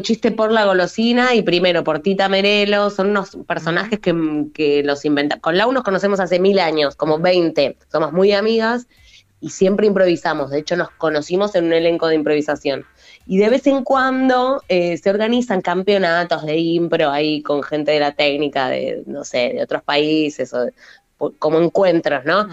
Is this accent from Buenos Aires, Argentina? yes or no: yes; Buenos Aires, Argentina; moved away as an adult; now in western Greater Buenos Aires, Argentina; yo soy porteña, pero ahora viviendo en el oeste